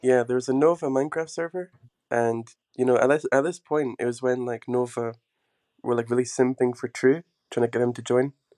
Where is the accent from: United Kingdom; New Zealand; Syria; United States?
United Kingdom; Scotland; moved away as an adult; also born or lived in England / Portugal; I've always been in Scotland because I'm like part Scottish